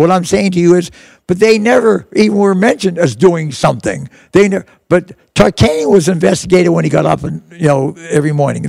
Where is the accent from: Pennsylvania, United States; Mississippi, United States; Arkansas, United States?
Pennsylvania, United States; Pittsburgh; I was Italian. I was from Pittsburgh.